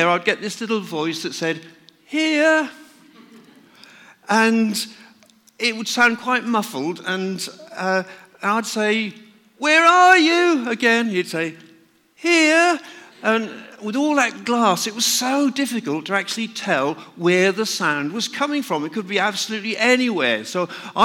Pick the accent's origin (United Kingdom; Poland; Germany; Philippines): United Kingdom; North Norfolk, East of England; I was brought up in North Norfolk, where my father used to be a market gardener